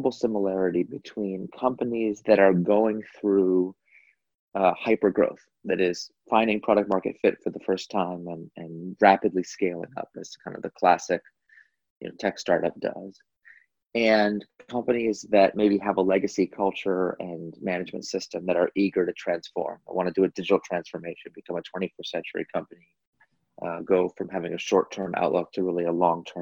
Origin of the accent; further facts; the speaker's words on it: California, United States; So I grew up here in California.